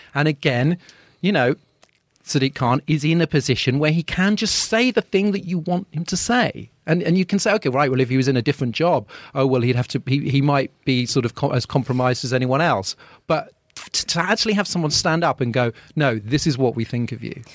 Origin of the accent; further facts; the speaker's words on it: London, United Kingdom; as a Londoner